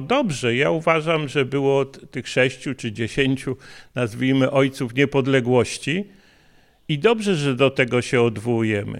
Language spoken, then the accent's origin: Polish; Kraków, Lesser Poland, Poland; ja jestem urodzony w Krakowie